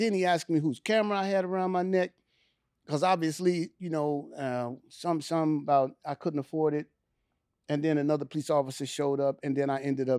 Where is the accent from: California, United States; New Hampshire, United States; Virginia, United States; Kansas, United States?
California, United States; Richmond; Growing up in Richmond, man, no. See, because that's the Bay Area.